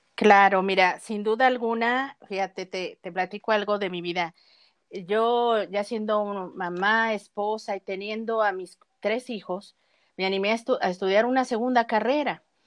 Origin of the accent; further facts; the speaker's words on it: Mexico; aquí en mi país